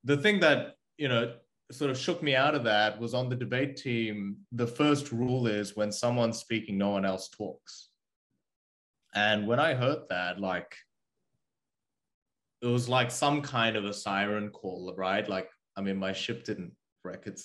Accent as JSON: {"language": "English", "country": "Australia", "tie": "born or raised there", "also_born_or_lived": "South Korea", "second_language": "English", "said": "I was born in South Korea and I moved to Australia when I was 8. And I didn't have the language"}